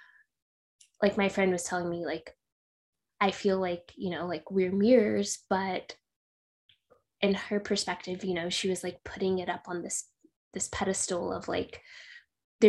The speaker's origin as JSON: {"language": "English", "town": "Midland", "region": "Texas", "country": "United States", "tie": "born or raised there", "also_born_or_lived": "Miami", "moved": "yes", "lives_now": "San Diego, United States", "said": "I am originally from Texas. I grew up in a small town, smallish town called Midland. So if you know Friday Night Lights, that's my hometown."}